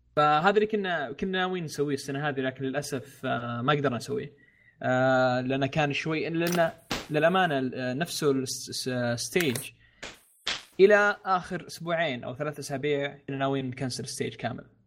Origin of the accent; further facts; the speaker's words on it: Saudi Arabia; عندنا في السعوديه